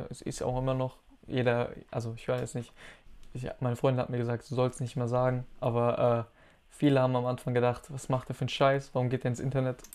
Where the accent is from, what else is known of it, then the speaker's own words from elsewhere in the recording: Hesse, Germany; Ich bin aus der Nähe von Frankfurt. Ich bin tatsächlich aus, sehr, aus einem sehr kleinen Kaff. Aus einem sehr kleinen Kaff.